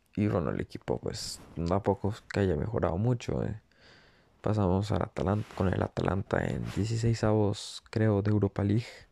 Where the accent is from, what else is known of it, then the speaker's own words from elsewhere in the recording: Costa Rica; soy de Costa Rica